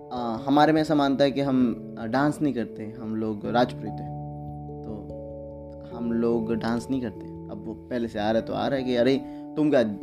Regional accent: Nala Sopara, Maharashtra, India; मैं नाला सुपारा से हूँ तो जब मैं नाला सुपारा से बिलोंग करता हूँ

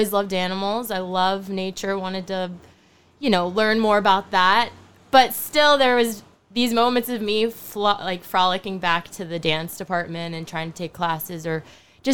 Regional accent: Charlotte, North Carolina, United States; moved away as an adult; also born or lived in Frankfurt, Germany / Philippines; now in New York, United States; We settled in Charlotte, North Carolina. So I grew up in this weird dynamic of having an American father, a Filipino mother, growing up in the South of the United States

